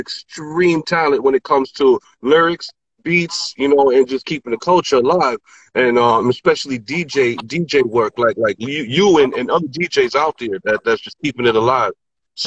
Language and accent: English; New York City, New York, United States; also born or lived in Bronx, New York; now in Newark, United States; Born and raised, grew up, born in Presbyterian Hospital, Washington Heights